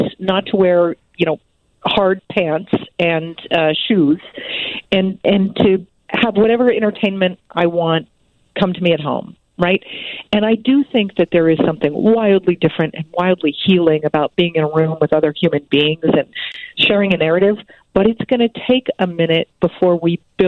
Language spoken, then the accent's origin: English; Chicago, Illinois, United States; I grew up in Chicago